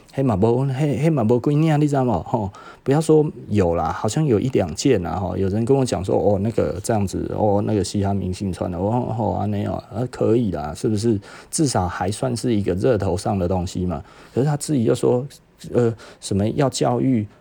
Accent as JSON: {"language": "Chinese", "country": "Taiwan", "said": "我们台湾人没这么坏"}